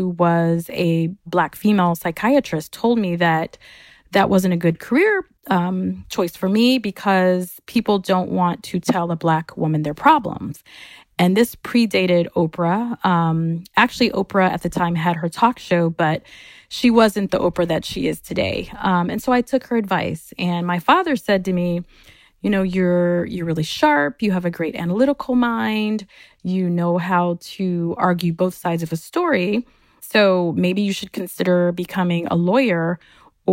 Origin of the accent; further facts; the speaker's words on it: Michigan, United States; also born or lived in Chicago, Illinois; We moved to Michigan